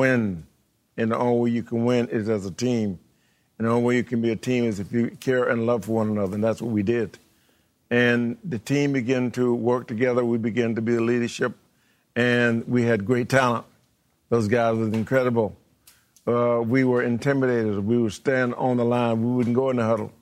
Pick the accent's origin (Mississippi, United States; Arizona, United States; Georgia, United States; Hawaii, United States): Georgia, United States; I was born in Georgia